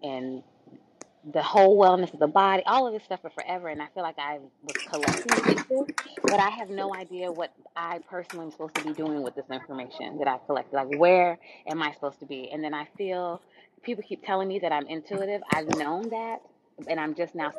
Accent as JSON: {"language": "English", "country": "Jamaica", "said": "I am Jamaican"}